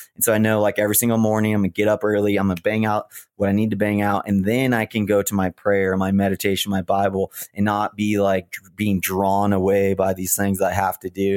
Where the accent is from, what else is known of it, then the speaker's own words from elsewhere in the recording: Big Bear, California, United States; moved away as an adult; I grew up in Big Bear